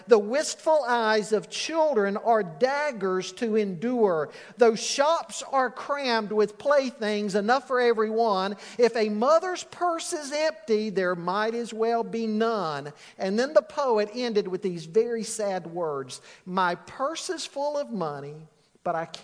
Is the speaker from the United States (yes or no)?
yes; Charlotte, North Carolina, United States; also born or lived in southwest Virginia; I grew up in Charlotte.